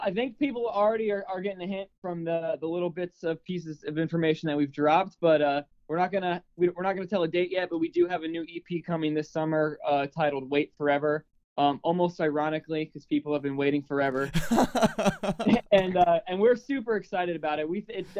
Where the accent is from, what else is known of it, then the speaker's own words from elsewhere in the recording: Cocoa Beach, Florida, United States; Right now, we are in our hometown in the beautiful Cocoa Beach, Florida area.